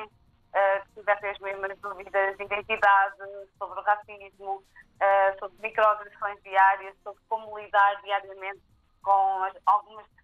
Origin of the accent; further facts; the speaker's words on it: Viseu area, Centro, Portugal; eu já nasci aqui em Portugal, em Salgueiras, mas Sim. em Mangual, Viseu, ali a zona de Viseu. E hum, tive uma infância dita normal, embora fosse a única família negra a viver naquela zona.